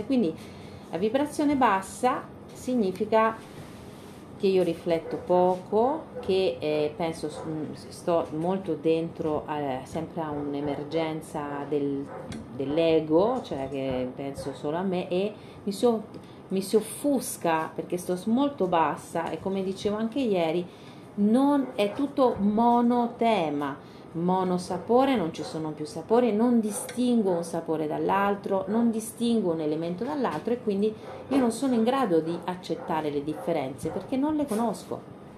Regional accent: Spain; moved away; noi veniamo dalla Spagna profonda

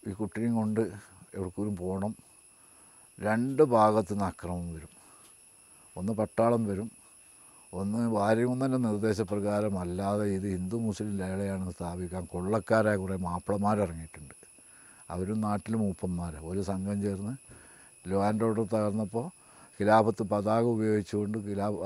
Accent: Kerala, India; കാരണം ഞാൻ ജനിച്ചതും വളർന്നതും എൻ്റെ കുടുംബത്തിലെ എഴുപത്തിരണ്ടോളം പേര് മലബാർ

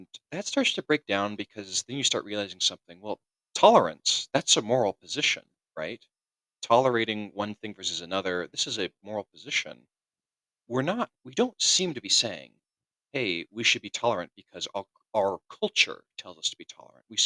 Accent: California, United States; I'm an American. I'm from the Western United States, from California

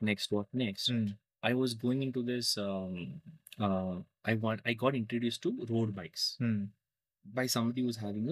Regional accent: India; also born or lived in Muscat, Oman / Bangalore

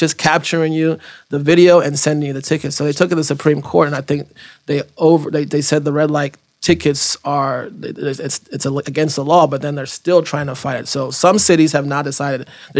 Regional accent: Florida, United States; Like, no, I'm from Florida.

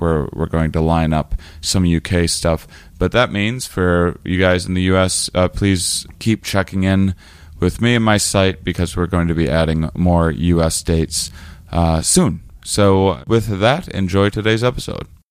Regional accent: Onalaska, Wisconsin, United States; moved away; also born or lived in La Crosse, Wisconsin; my hometown of La Crosse, Wisconsin. I was actually raised outside of it in a little city called Onalaska, Wisconsin

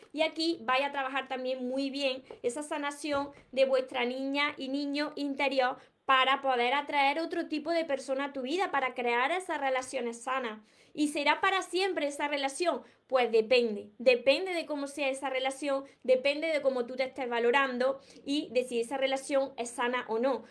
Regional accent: Andalusia, Spain; no pronuncio la S porque es que soy de, de Andalucía, de aquí de España, de Andalucía

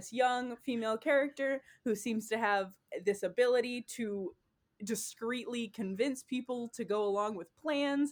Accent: Texas, United States; I am from Texas. I come from a more conservative family.

